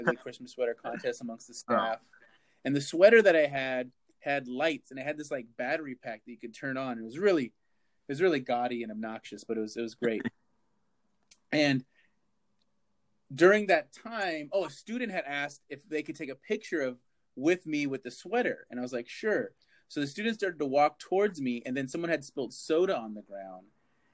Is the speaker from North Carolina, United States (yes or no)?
no; Southern California, United States; I grew up in Southern California in a single parent household.